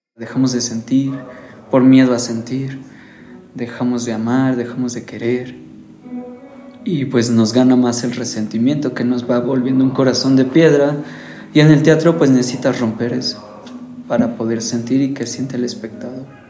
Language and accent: Spanish; Mexico; como buen mexicano machista